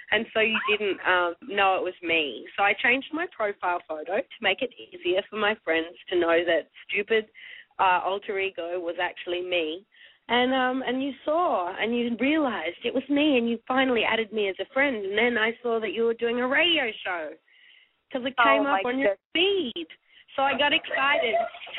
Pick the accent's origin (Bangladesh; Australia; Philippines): Australia